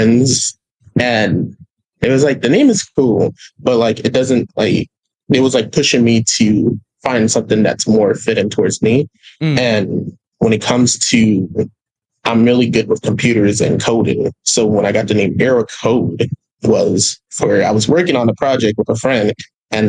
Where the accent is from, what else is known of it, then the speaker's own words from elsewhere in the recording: Yonkers, New York, United States; So I grew up in New York City, Yonkers, Westchester, to be exact.